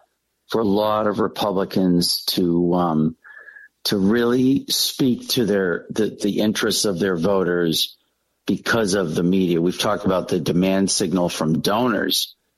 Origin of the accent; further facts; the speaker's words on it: New England, United States; And I'm still like, this is sort of my growing up in New England.